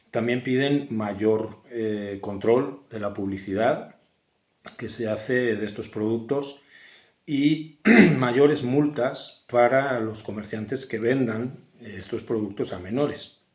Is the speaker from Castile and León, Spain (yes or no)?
yes; Valladolid, Castile and León, Spain; ya en mi pueblo, en Valladolid, que es la ciudad que me vio nacer hace un poquito más de 48 años.